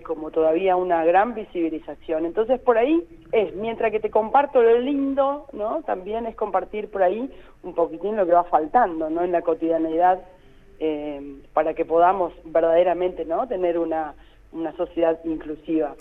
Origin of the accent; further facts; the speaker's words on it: Mar del Plata, Buenos Aires Province, Argentina; también soy una ciudadana de Mar del Plata